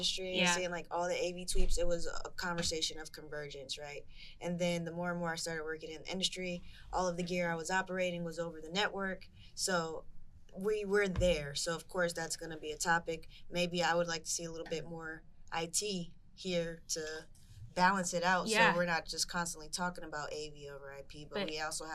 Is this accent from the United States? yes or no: yes; United States; I'm an American